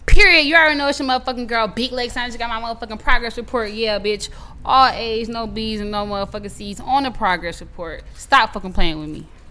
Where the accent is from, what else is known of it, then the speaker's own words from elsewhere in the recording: South Carolina, United States; also born or lived in Charlotte; my city in South Carolina